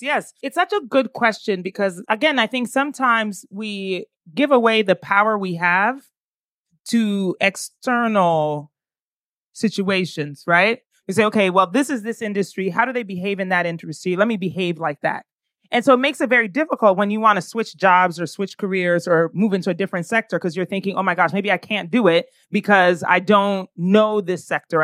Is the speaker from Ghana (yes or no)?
yes; Ghana; also born or lived in United States; I am Ghanaian.